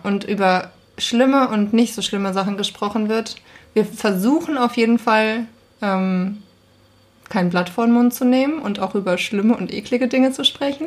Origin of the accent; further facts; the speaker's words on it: Thuringia, Germany; moved away as an adult; now in Hamburg, Germany; ich bin keine Hamburgerin. Ich komme aus Thüringen